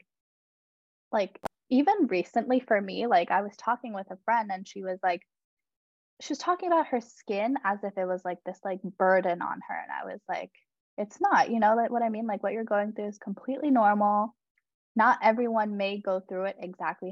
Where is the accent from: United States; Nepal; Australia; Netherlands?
Nepal; I'm from Nepal